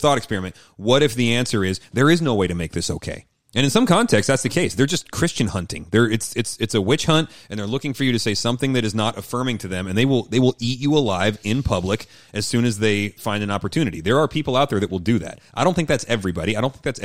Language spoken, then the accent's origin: English; Seattle, Washington, United States; I'm from Seattle